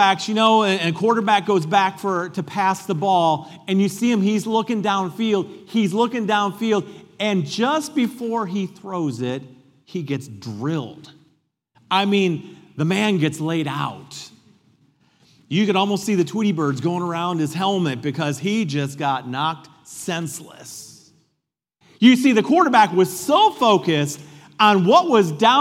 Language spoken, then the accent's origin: English; United States; I'm an American and I love being an American.